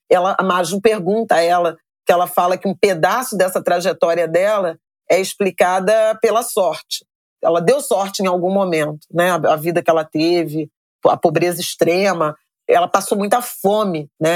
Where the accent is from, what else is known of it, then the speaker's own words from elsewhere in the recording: Irajá, Rio de Janeiro, Brazil; Eu saí de Irajá